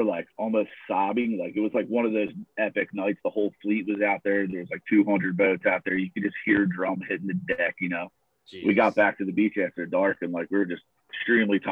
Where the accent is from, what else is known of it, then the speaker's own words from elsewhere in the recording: Villas, New Jersey, United States; I grew up over in the Villas